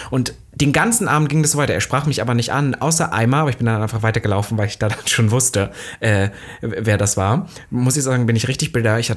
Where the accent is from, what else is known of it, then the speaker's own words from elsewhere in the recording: Germany; aber als Deutscher, das nicht, äh, nicht, dass ich jetzt sage